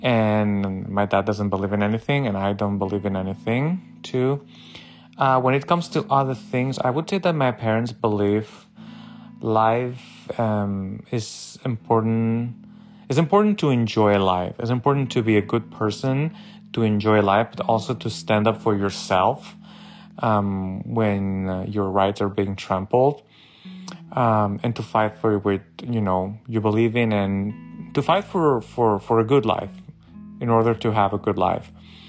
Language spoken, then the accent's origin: English; Barcelona, Catalonia, Spain; moved away as an adult; also born or lived in Mallorca; now in San Diego, United States; I am from Barcelona, but I was born in Mallorca, and I have been living in the United States for 6 years. I live in San Diego, California, and I am 42 years old.